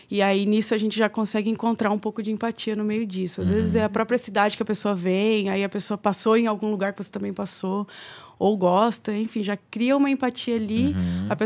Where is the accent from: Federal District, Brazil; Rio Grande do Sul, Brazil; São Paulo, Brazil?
São Paulo, Brazil; interior of; moved away; Que eu vim de São Paulo, interior de São Paulo.